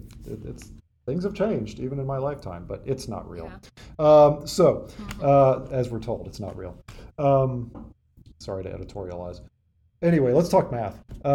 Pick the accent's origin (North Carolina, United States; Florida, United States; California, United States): North Carolina, United States; moved away; also born or lived in Michigan; So when I lived in Michigan, I grew up in North Carolina, so snow was a thing, but we didn't shovel it.